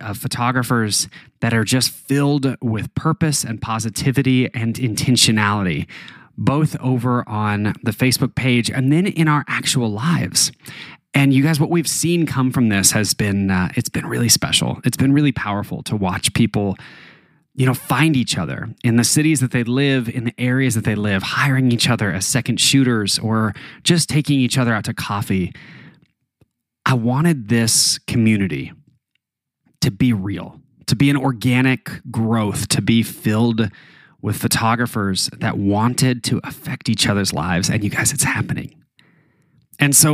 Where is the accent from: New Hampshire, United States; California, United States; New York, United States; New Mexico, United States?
New Mexico, United States; Taos; moved away; back where I grew up in Taos, New Mexico